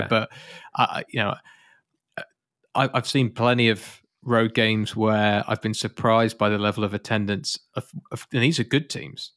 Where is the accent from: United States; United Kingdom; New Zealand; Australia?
United Kingdom; I'm British.